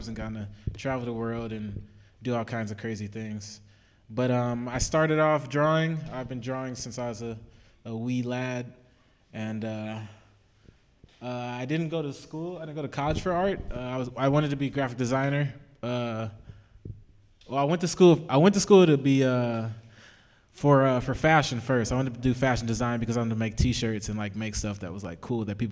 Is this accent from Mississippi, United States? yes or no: no; Texas, United States; moved away as an adult; now in Los Angeles, United States; I'm just like from Texas